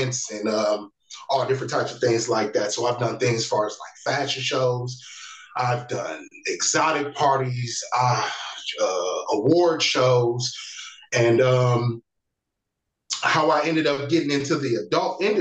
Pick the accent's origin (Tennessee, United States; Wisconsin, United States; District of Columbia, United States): Wisconsin, United States; Milwaukee; now in Las Vegas, United States; I hail from Milwaukee, Wisconsin. I currently live in Las Vegas, Nevada